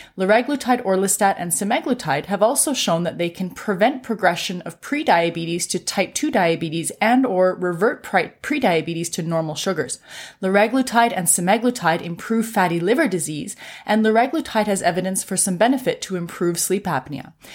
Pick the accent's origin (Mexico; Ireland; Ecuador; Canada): Canada; I'm a Canadian physician